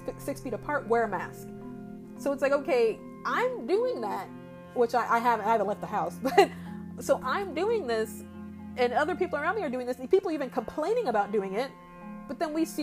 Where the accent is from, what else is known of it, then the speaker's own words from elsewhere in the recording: Indiana, United States; I'm a Hoosier, I'm from Indiana, I've been here for over 20 years of my life